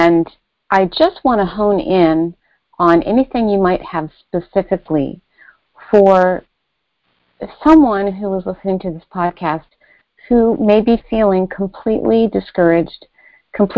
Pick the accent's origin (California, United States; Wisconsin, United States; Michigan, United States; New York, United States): California, United States; moved away; I was out in my home state of California